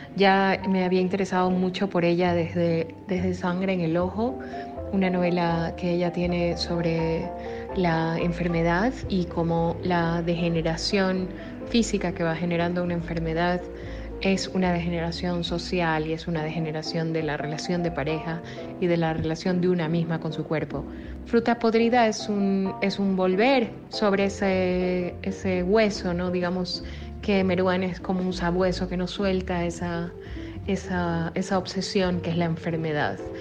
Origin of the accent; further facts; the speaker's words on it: Ecuador; soy escritora soy de Ecuador